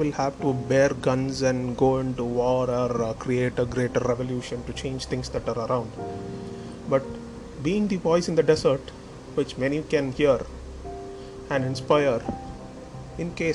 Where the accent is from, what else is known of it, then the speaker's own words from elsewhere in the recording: Tamil Nadu, India; my country is India. I'm from India, and I'm from the southern part of the nation called Tamil Nadu.